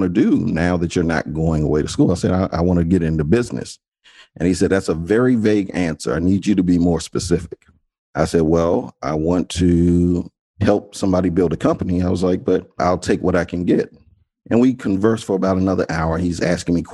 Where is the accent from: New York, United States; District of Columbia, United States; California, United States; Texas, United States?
District of Columbia, United States; Washington; I grew up in the Washington, D.C. area, born and raised Washington, D.C. native.